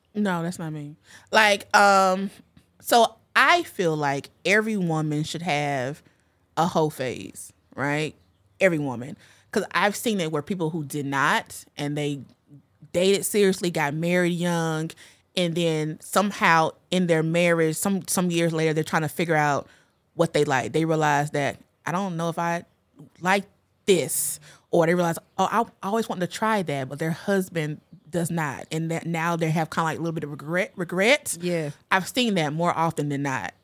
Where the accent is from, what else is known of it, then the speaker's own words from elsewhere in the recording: North Carolina, United States; I grew up in the South in of North Carolina in a very religious family.